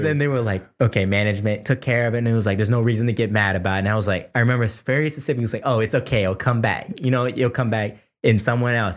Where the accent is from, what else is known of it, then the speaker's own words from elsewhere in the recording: Fairfax, Virginia, United States; we grew up in Fairfax, Virginia